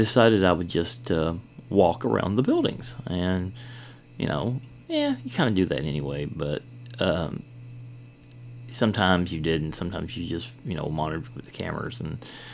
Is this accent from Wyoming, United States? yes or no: no; Kentucky, United States; also born or lived in Georgia; I am from Kentucky here.